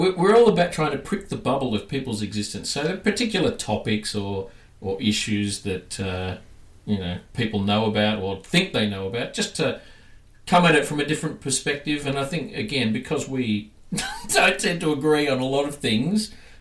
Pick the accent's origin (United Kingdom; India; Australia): Australia; accent: Australian; now in Melbourne, Australia; we're in, obviously, Australia. You can hear our accents. We're Australian. But we're in Melbourne